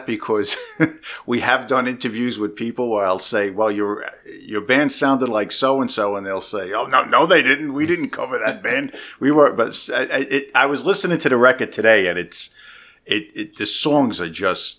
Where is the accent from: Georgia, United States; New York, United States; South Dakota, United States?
New York, United States; New York City; accent: Brooklyn; moved away as an adult; now in New Jersey, United States; I'm actually a bogus Jersey guy. I just moved out here 5 months ago. From where? I'm from Brooklyn.